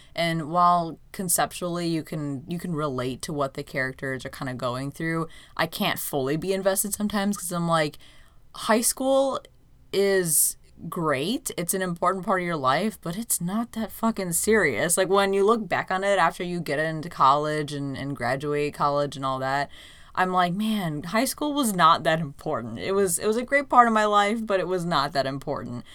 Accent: United States; as an American viewer

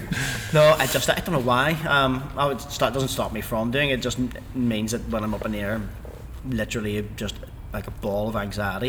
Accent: Ireland; how do you know we're from Ireland?

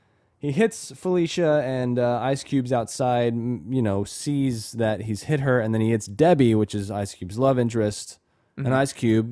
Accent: Texas, United States; I grew up in North Texas.

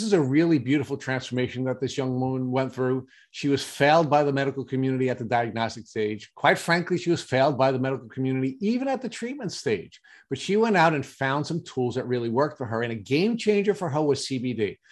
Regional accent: Brentwood, New York, United States; I grew up in Brentwood and I graduated in 1981

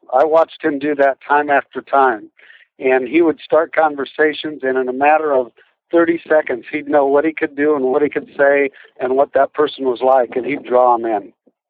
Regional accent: Burlington, Iowa, United States; also born or lived in Nebraska; I'm from Iowa. I was born in Burlington and lived in Nebraska for a lot of years, and now I'm a school superintendent in Iowa.

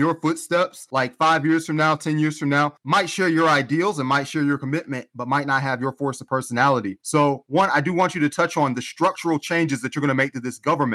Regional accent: Georgia, United States; I'm from Georgia

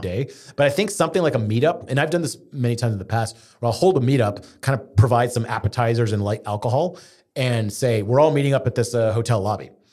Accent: Houston, Texas, United States; growing up in Houston, we had a lot of Zoroastrian family

